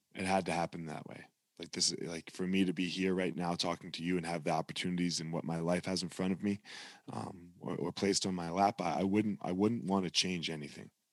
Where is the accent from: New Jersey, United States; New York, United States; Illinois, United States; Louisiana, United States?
New Jersey, United States; I grew up in South Jersey